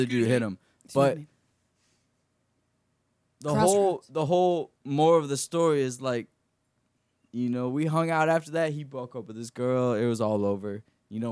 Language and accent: English; Orlando, Florida, United States; born or raised there; also born or lived in Conway, Florida